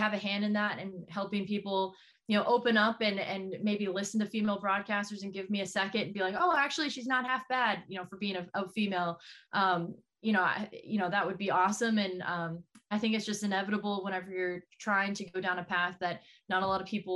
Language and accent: English; Texas, United States; moved away as an adult; now in Portland, United States; I grew up in Texas. I did not grow up in the Northeast.